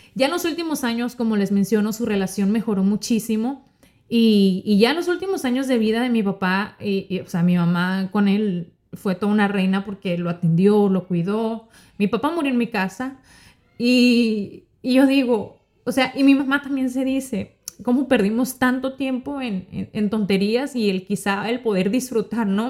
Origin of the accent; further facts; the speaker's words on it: Sonora, Mexico; moved away as an adult; now in Miami, United States; Yo soy mexicana, eh, yo soy norteña de Sonora